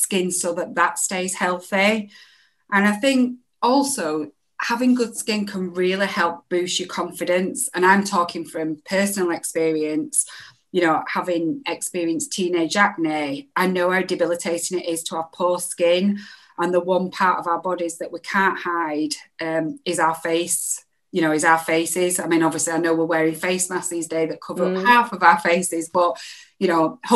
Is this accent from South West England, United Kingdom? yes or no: no; Bolton, North West England, United Kingdom; also born or lived in Boldmere / Solihull / Lichfield; now in Leeds, United Kingdom; I'm originally from Bolton.